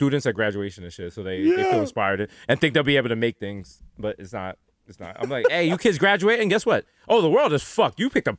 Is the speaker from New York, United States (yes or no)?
yes; New York City, New York, United States; I'm a Bronx nigga in Brooklyn.